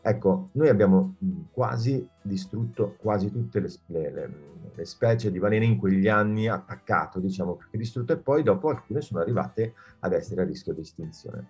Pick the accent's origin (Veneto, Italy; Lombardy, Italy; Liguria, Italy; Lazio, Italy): Veneto, Italy; Bassano del Grappa; sono nato a, vicino a Bassano del Grappa